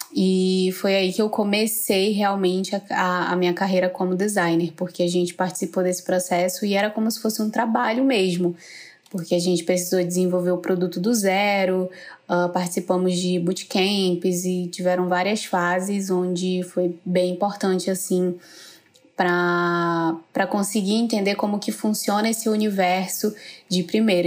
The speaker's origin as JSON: {"language": "Portuguese", "town": "Manaus", "region": "Amazonas", "country": "Brazil", "said": "eu sou de Manaus"}